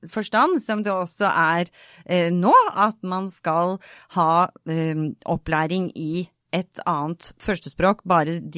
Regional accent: Bergen, Vestland, Norway; Så jeg flyttet eh, rundt. Og jeg har vokst opp i Bergen. Og møtte veldig fort ganske mange negative holdninger til det å være østlending i Bergen.

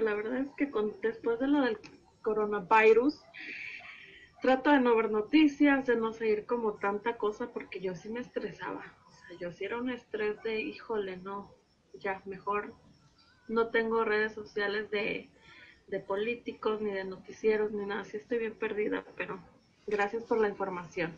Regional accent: Veracruz, Mexico; Yo soy jarocha

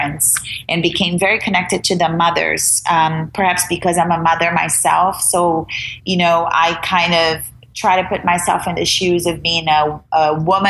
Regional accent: Brazil; English is a second language; moved away as an adult; now in United States; I'm an immigrant. I'm from Brazil.

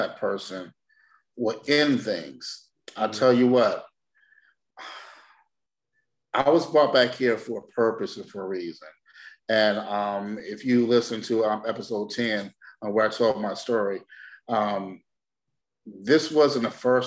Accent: Detroit, Michigan, United States; I'm from Detroit, Michigan, born and raised.

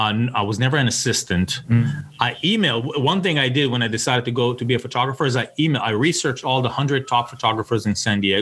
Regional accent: Tel Aviv, Tel Aviv District, Israel; moved away as an adult; now in United States; I'm originally from Tel Aviv

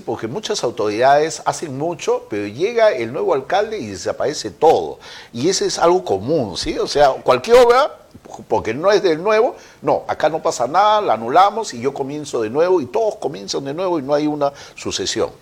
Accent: Peru; somos todos los peruanos

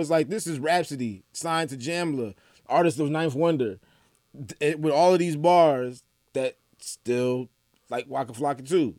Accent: Atlanta, Georgia, United States; also born or lived in Saint Louis, Missouri; I was born in Saint Louis. I grew up in Atlanta. I moved to Atlanta when I had just turned thirteen

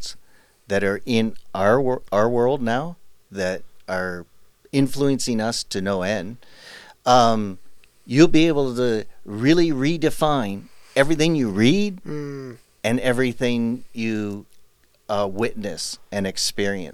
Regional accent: Canada; We grew up in Canada

